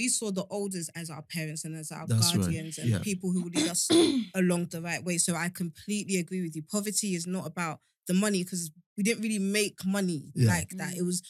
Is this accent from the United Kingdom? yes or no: yes; London, United Kingdom; I grew up in Beckton and Dagenham.